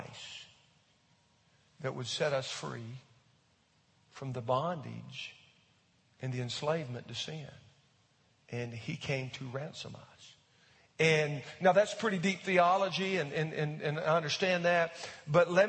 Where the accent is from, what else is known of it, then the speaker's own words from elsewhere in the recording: United States; as an American